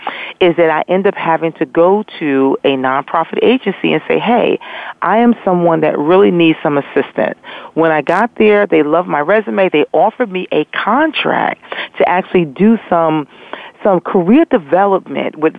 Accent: New York, United States; moved away as an adult; also born or lived in Philadelphia / Virginia; now in Nashville, United States; I was 2 hours from my home. So what I was doing was renting cars and running back and forth to New York, from Philadelphia to New York

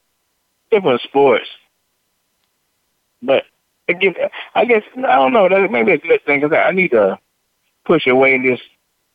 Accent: Philadelphia, Pennsylvania, United States; I'm from Philly.

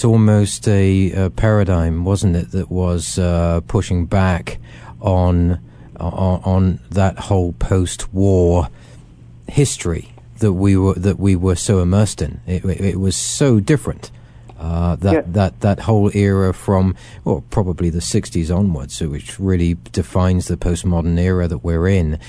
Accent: England, United Kingdom; I grew up in England, surrounded by uncles and relatives who had been involved not only in the Second World War, but also the Great War.

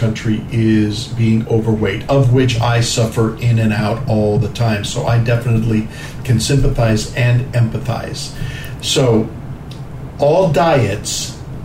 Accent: New York, United States; also born or lived in Cuba / New Jersey; I grew up in New York, you know, and New Jersey

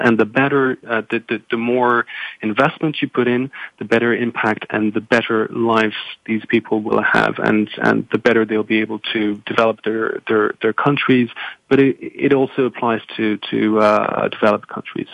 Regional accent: France; moved away; I'm originally from from France

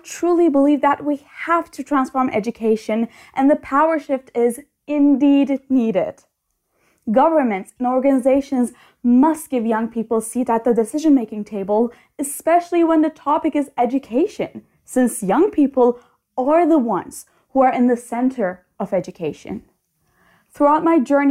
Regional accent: Istanbul, Turkey; from Istanbul, Turkey

